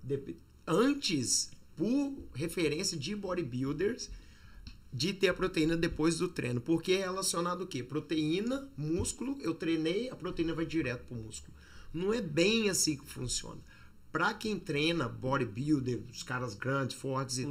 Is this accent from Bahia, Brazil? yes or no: no; Juiz de Fora, Minas Gerais, Brazil; moved away as an adult; also born or lived in Barbacena; now in United States; nasci em Juiz de Fora há 38 anos atrás